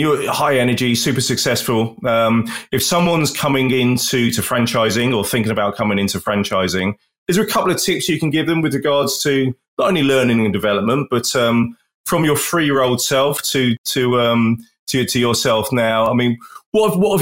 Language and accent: English; London, United Kingdom; I'm from London, the UK